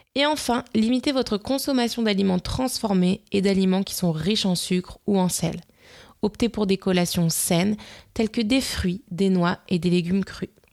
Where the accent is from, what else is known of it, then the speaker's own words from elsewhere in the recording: Nice, Provence-Alpes-Côte d'Azur, France; en tant que niçoise